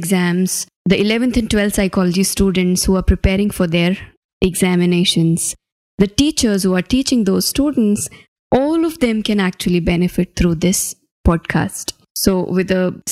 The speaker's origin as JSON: {"language": "English", "town": "Ajmer", "region": "Rajasthan", "country": "India", "tie": "born or raised there", "said": "My hometown is in a small city called Ajmer"}